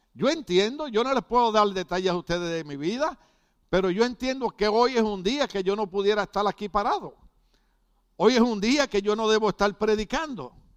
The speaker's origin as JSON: {"language": "Spanish", "country": "Puerto Rico", "said": "yo pertenecía a un partido revolucionario político en mi país"}